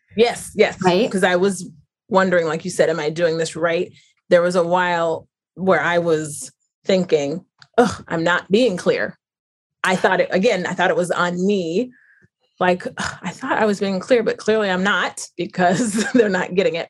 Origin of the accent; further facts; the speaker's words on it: North Carolina, United States; where I grew up in North Carolina